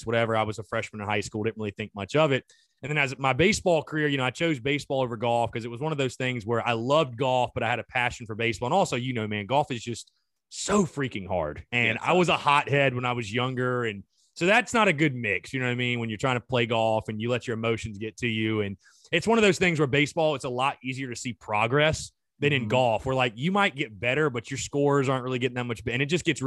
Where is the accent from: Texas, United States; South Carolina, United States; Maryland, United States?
South Carolina, United States; North Augusta; I'm from like the golf mecca, basically, North Augusta, South Carolina, right by Augusta, Georgia.